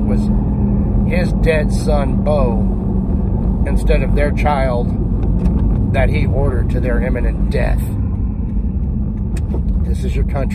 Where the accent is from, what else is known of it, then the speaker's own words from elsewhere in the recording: United States; I am a heritage American.